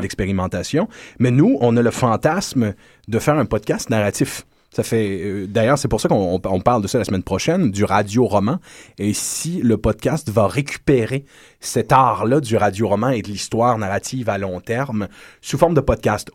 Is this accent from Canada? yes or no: yes; Quebec, Canada